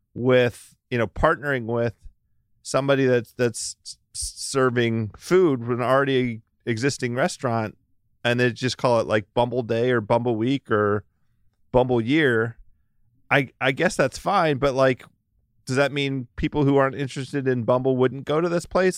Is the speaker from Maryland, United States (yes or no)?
yes; Maryland, United States; also born or lived in Washington, D.C.; I'm from Maryland. I was born in Maryland